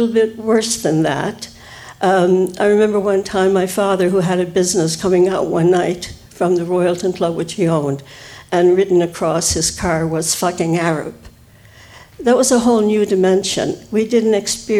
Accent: St. John's, Newfoundland and Labrador, Canada; I grew up on the Merchant Road, immediately above Yugara Street

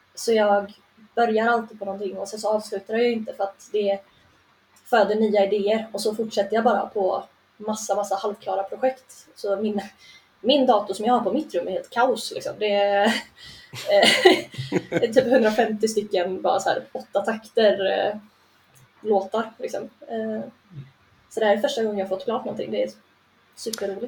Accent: Rörbäcksnäs, Dalarna County, Sweden; now in Gothenburg, Sweden; jag kommer från en by med hundrafemtio pers bortanför Sälenfjällen.

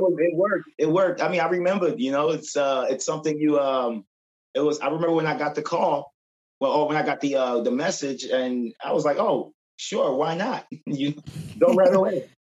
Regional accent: Philadelphia, Pennsylvania, United States; also born or lived in Brooklyn, New York / Glenside, Pennsylvania; I end up coming to Philadelphia around eight years, well, around eight years old, and um, been in Philly. Did most of my growing up in Philly, um, my childhood

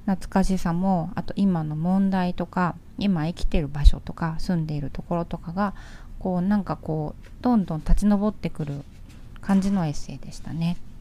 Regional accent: Tokyo, Japan; moved away as an adult; 私は東京生まれでですねえっと19歳まで東京で暮らしてそこから地方で人暮らしを始めたんですけど

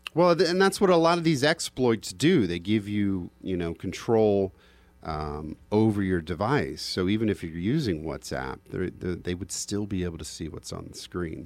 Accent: United States; just an American

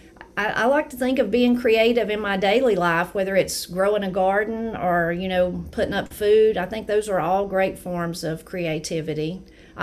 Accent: Brasstown, North Carolina, United States; I'm from Brasstown, North Carolina.

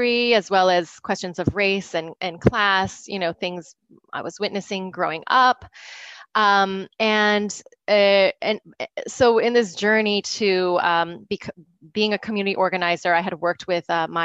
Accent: United States; also born or lived in South Bronx; I am Filipina American Tagalog Ibanag

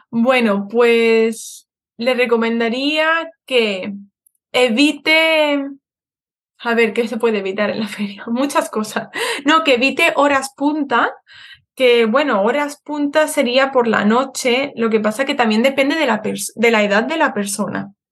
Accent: Madrid, Community of Madrid, Spain; yo cuando era pequeña vivía en, en Madrid

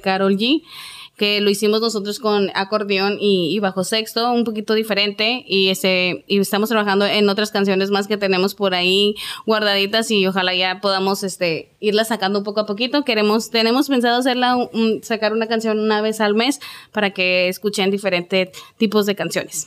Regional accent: Ciudad Juárez, Chihuahua, Mexico; soy de Ciudad Juárez, Chihuahua

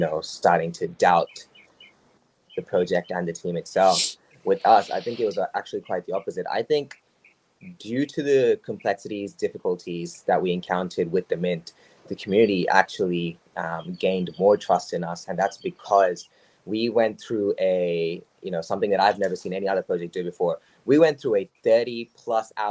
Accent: Australia; I'm Australian

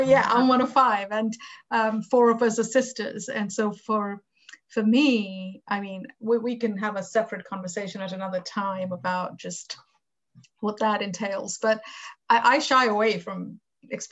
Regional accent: India; moved away; when I grew up in India, my mom would tell us these Gujarati folk tales

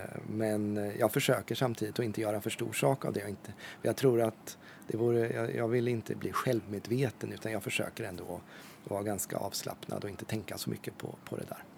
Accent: Ödeshög, Östergötland, Sweden; now in Norrköping, Sweden; Min mamma var aktiv i lokalpolitiken hemma i Ödeshög där jag växte upp

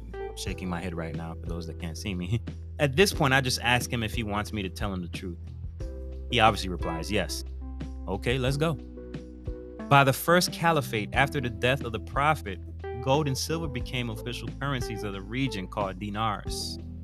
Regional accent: Broward County, Florida, United States; now in Central Florida, United States; I am from Broward County, Florida

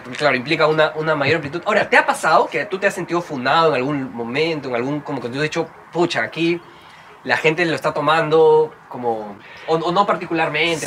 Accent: Trujillo, La Libertad, Peru; yo, soy de Trujillo

